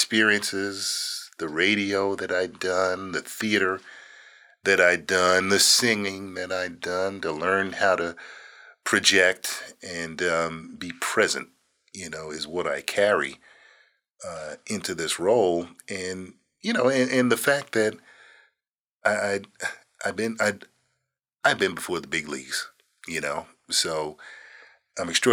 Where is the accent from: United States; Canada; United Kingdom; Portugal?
United States; Phoenix, Arizona; moved away; I was from Phoenix